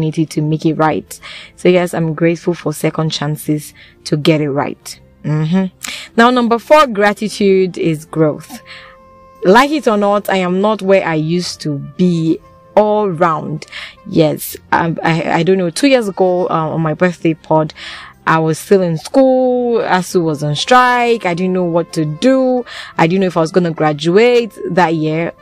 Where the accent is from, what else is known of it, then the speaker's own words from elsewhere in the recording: Nigeria; as a Nigerian in Nigeria